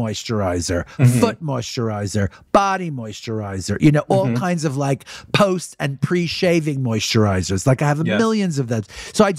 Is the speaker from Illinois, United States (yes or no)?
no; New York City, New York, United States; I was born in Brooklyn and, you know, my father worked on 34th Street across the street from Macy's. I went to mm-hmm. high school on 46th Street between 6th and Broadway, right in the middle of the theater district.